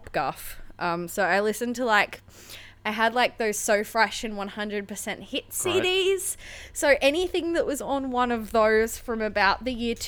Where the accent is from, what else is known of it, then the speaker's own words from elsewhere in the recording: Sydney, New South Wales, Australia; moved away as an adult; also born or lived in Newcastle, Australia; I grew up in Western Sydney